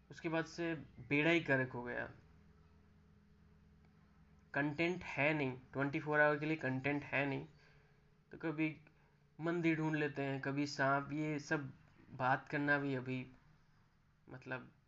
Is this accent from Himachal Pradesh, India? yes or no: no; Rajasthan, India; जैसे देखता हूँ मैं राजस्थान से हूँ